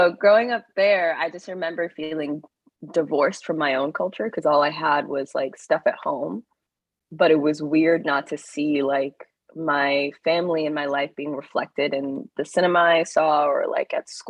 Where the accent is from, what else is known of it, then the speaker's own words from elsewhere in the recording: Iowa, United States; I grew up in Iowa.